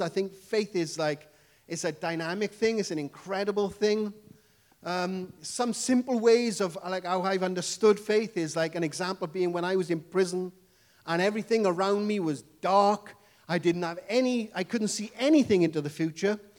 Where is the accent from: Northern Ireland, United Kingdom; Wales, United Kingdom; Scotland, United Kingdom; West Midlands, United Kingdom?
Wales, United Kingdom; accent: Welsh English; I come from the lovely country called Wales